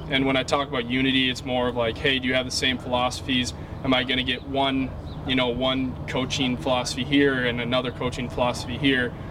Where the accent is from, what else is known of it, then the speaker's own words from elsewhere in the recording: Minnesota, United States; I come from Minnesota where you know they value relationships and players